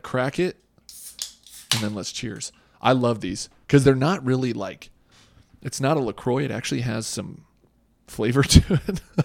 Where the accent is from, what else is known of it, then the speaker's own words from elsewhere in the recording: Boise, Idaho, United States; I grew up in Boise